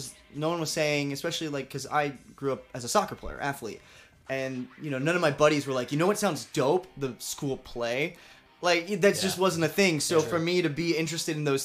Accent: Syracuse, New York, United States; moved away as an adult; now in New York City, United States; I'm from Syracuse, New York originally

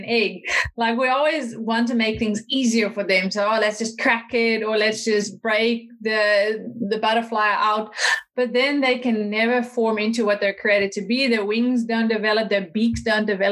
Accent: Netherlands; moved away as an adult; also born or lived in United States / South Africa; now in New Zealand; I'm originally from the Netherlands

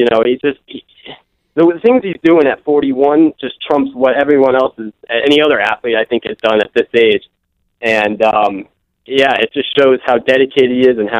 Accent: Bourne, Massachusetts, United States; I'm from Bourne, Massachusetts.

